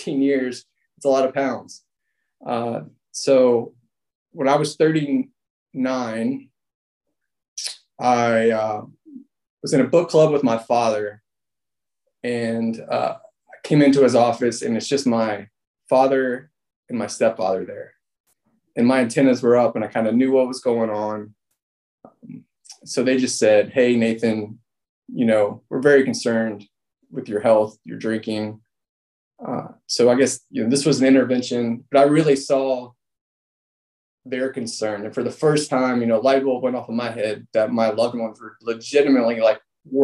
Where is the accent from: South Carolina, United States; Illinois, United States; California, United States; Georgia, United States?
Georgia, United States; Atlanta; So I grew up here in Atlanta